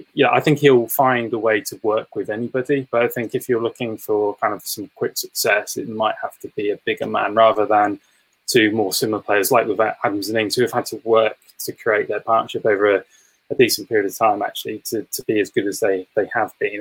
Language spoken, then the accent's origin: English; England, United Kingdom; as an Englishman